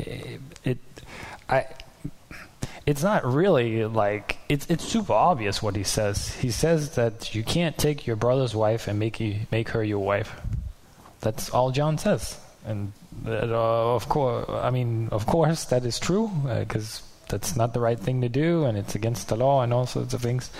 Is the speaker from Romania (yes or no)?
no; Denmark; I'm from Denmark and I live far away